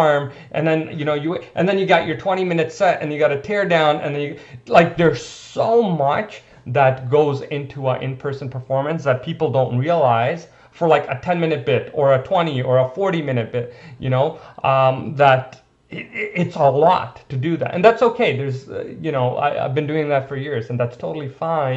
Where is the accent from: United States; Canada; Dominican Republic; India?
India; I'm Indian